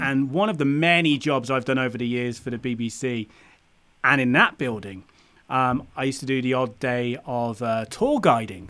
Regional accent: United Kingdom; being a Brit grown, growing up in the U K

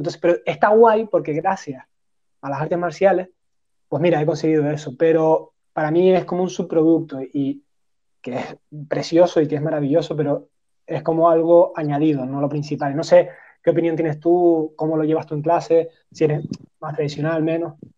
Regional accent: Spain; somos españoles, somos latinos

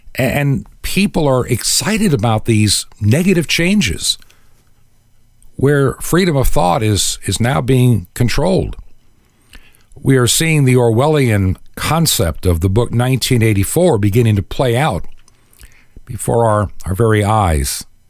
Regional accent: Hicksville, New York, United States; raised in Long Island

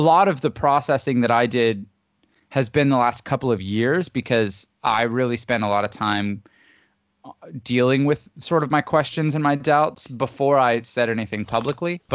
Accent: Canada; I'm Canadian originally, and I grew up in a Christian home

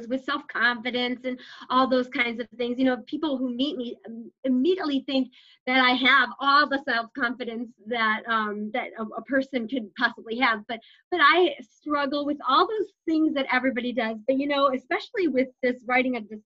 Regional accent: Schaumburg, Illinois, United States; I grew up in Schaumburg area in Illinois

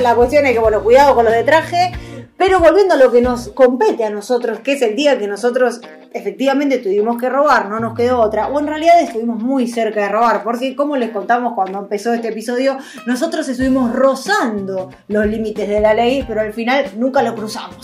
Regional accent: Argentina; moved away; somos argentinos

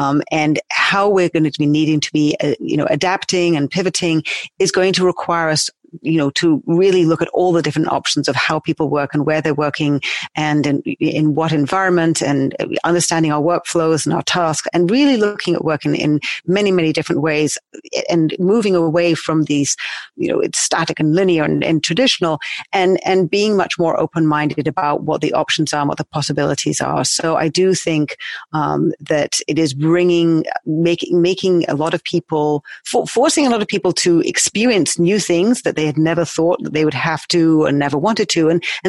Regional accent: United Kingdom; now in New York, United States; Yes, I'm a Brit living in New York. I've actually lived all over the world

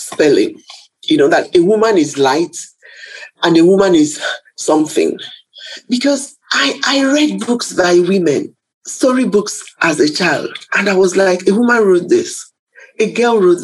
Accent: Nigeria; being a Nigerian

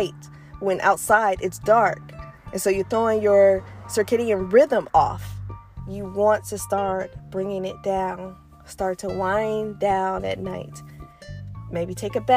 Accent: Detroit, Michigan, United States; moved away; I'm from Michigan, I'm from Detroit.

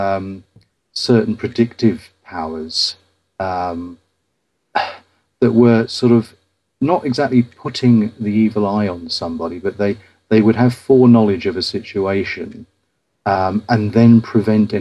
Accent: Ipswich, East of England, United Kingdom; my hometown of Ipswich

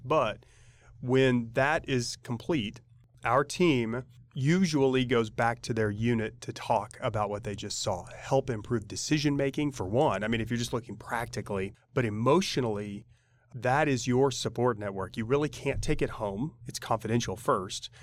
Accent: Oklahoma City, Oklahoma, United States; moved away as an adult; now in Tulsa, United States; We're both from Oklahoma City.

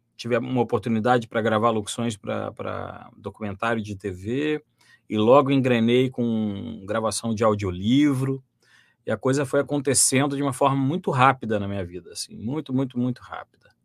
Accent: Volta Redonda, Rio de Janeiro, Brazil; eu sou natural de Volta Redonda

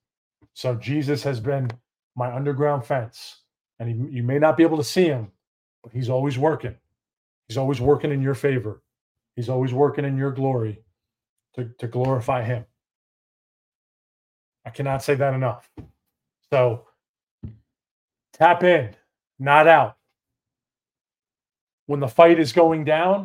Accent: New York, United States; moved away as an adult; now in McKinney, United States; Had to get out of New York. Had to get out of my hometown

